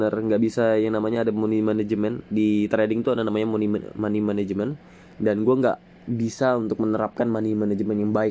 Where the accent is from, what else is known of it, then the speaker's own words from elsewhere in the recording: Balikpapan, East Kalimantan, Indonesia; born there; now in Penajam Paser Utara, Indonesia; Gue lahir di Balikpapan 15 Juli 2004. Ya, gue masih 16 tahun. Tahun ini 17 tahun gue uh, masih di kelas 2 SMA di salah satu uh, eh, SMA di Penajam Pasir Utara ya Penajam Pasir Utara gue tinggal di Penajam Pasir Utara Kalimantan Timur